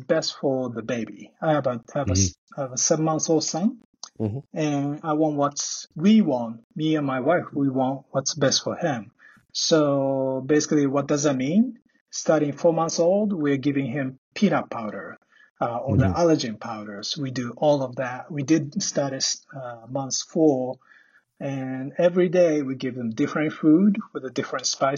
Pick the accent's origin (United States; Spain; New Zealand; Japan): Japan; Tokyo; moved away; I'm Japanese. Yeah, I was born and raised in Tokyo